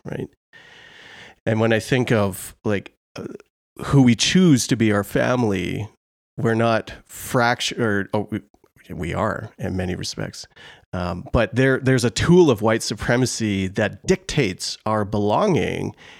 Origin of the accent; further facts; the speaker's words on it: Canada; a Canadian